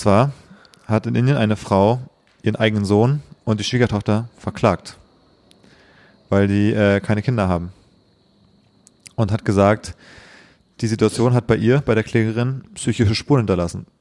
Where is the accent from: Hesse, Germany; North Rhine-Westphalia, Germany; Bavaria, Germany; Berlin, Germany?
Berlin, Germany; Ich bin genau in Berlin aufgewachsen